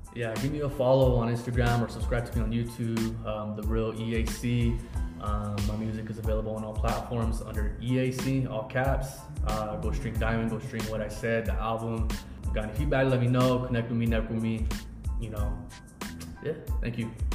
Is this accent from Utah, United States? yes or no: yes; Ogden, Utah, United States; I grew up in Ogden